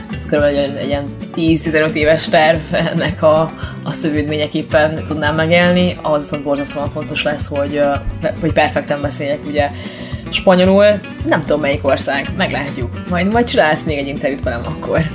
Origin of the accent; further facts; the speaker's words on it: Hungary; moved away as an adult; also born or lived in Barcelona, Spain / Malta; now in Salou, Spain; Hungriából vagyok, nem pedig uh, eh, braziliánó